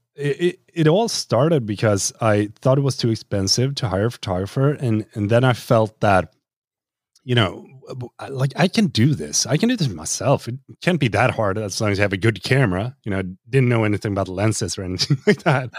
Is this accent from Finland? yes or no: no; Sweden; here in Sweden